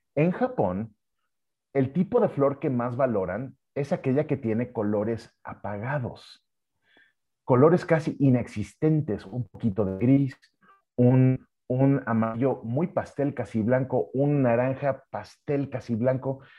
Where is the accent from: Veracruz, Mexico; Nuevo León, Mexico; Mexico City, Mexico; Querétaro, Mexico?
Mexico City, Mexico; also born or lived in United States; somos los, capitalinos